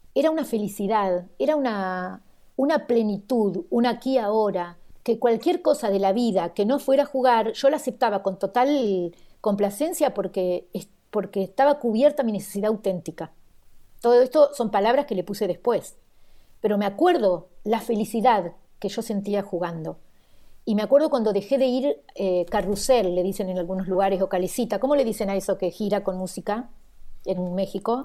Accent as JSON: {"language": "Spanish", "country": "Argentina", "tie": "born or raised there", "moved": "yes", "said": "nací en la Argentina"}